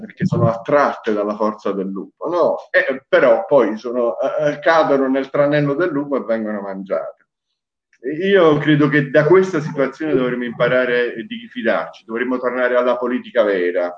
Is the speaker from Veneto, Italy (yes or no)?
no; Apulia, Italy; moved away; also born or lived in Naples; io sono nato in Puglia